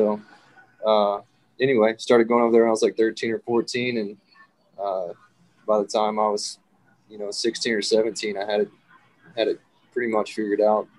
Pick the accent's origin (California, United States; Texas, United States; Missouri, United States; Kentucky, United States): Texas, United States; Jasper; I grew up in Jasper, which is about 30 miles from where I live now